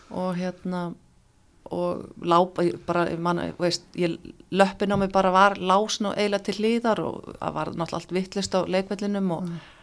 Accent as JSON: {"language": "Icelandic", "town": "Akranes", "region": "Western Region", "country": "Iceland", "tie": "born or raised there", "also_born_or_lived": "Reykjavík", "moved": "as an adult", "said": "það var bara mjög gaman að alast upp þar"}